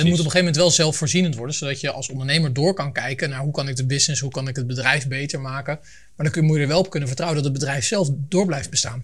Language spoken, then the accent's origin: Dutch; Leiden, South Holland, Netherlands; now in Voorschoten, Netherlands; Ik kom uit Leiden, woon in Voorschoten